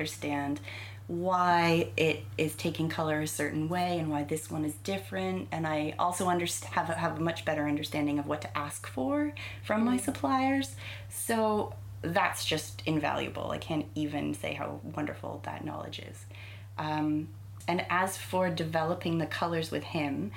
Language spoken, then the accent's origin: English; Canada; moved away as an adult; also born or lived in England; now in United Kingdom; I know my family's British from a ways back. I think it's my great grandparents. So some more British traditions hung on in my family, but we're pretty Canadian, really